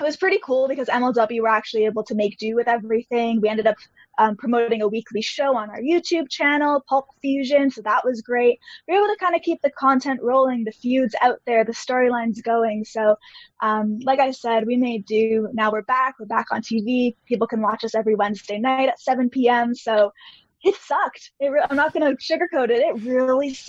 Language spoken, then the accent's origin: English; Canada; being Canadian, I actually wasn't even allowed into the States